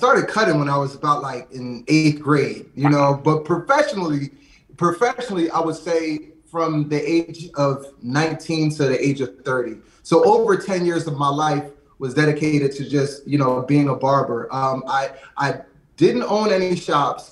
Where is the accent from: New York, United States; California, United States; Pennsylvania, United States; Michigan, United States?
Pennsylvania, United States; Lansdowne; grew up in a small suburb, like right outside of West Philly, in Lansdowne